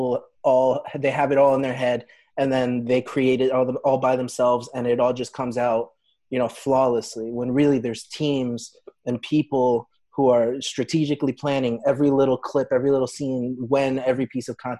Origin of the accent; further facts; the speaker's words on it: New Jersey, United States; we're from Jersey